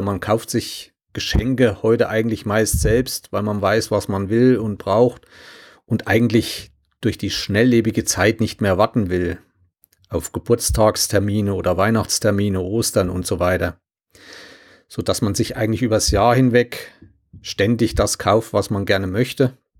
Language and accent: German; Germany; als Deutsche